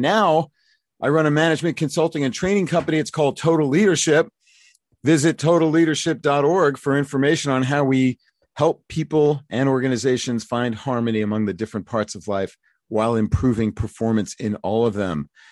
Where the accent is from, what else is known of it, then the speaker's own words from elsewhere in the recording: New York City, New York, United States; I'm from Brooklyn.